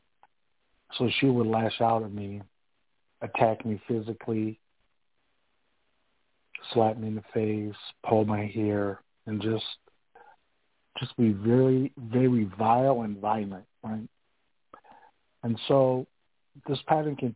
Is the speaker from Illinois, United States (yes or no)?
yes; Rockford, Illinois, United States; now in Dubuque, United States; I was born in Rockville, Illinois